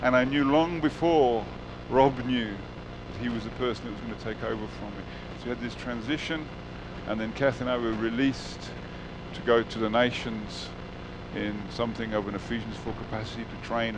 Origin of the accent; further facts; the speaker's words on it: United Kingdom; moved away as an adult; also born or lived in South Africa / Qatar; now in Northern Cyprus; I was born in the United Kingdom, my wife and I. We met in London, got married.